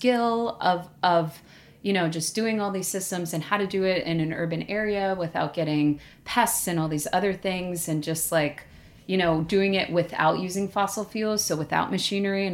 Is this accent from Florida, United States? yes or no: no; New York City, New York, United States; I grew up in Staten Island